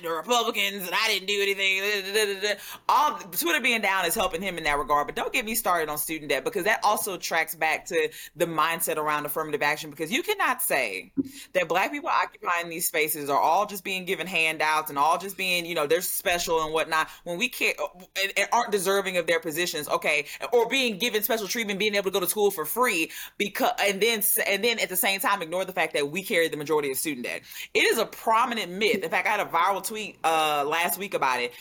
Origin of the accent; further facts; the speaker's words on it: Louisiana, United States; I'm born and raised in Louisiana